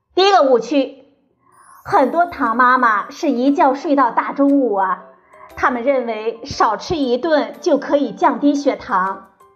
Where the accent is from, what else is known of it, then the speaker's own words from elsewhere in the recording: China; 我们中国人